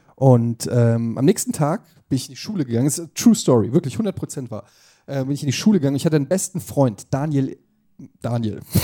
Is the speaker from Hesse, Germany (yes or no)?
yes; Frankfurt, Hesse, Germany; ich komme aus Frankfurt